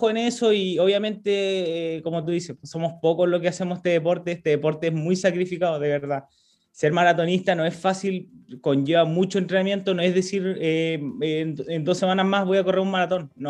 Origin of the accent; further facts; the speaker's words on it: Chile; yo en mi, en mi pueblo estoy súper contento por lo que he generado, pero es más porque me gustaría poder llegar a, más, más, más gente, chicos, niños, que, que se incentiven con el deporte. Yo sé que nuestra cultura acá en Chile